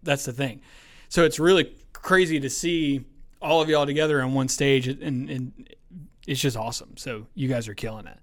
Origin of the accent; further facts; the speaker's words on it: Douglasville, Georgia, United States; also born or lived in Bremen, Georgia / Temple, Georgia; now in Villa Rica, United States; I grew up in Douglasville